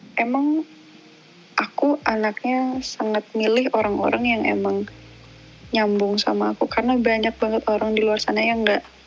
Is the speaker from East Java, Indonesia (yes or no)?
yes; Malang, East Java, Indonesia; accent: medok; aku kan Jawa Timur